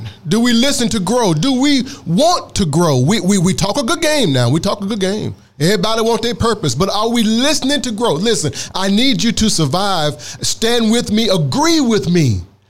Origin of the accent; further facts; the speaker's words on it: Mississippi, United States; I'm from Mississippi